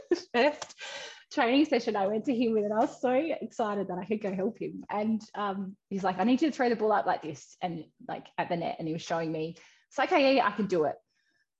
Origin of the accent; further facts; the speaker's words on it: Western Australia, Australia; moved away as an adult; also born or lived in Canberra; I was in WA. So I got to swim at my hometown